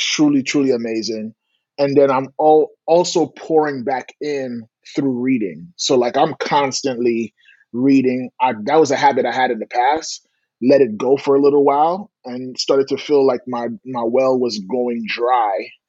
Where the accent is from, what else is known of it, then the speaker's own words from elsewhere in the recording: New York City, New York, United States; Born and raised in Brooklyn